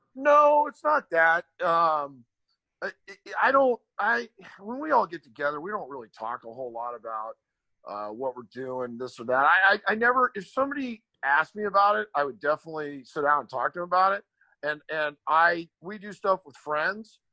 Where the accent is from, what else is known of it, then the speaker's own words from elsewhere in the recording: Glendale, California, United States; moved away; also born or lived in Burbank, California; I still go back to Glendale